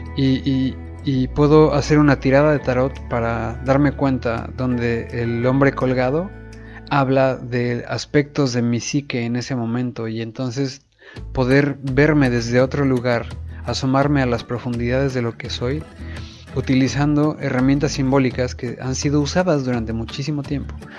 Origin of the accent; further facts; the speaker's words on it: Mexico; como buenos católicos mexicanos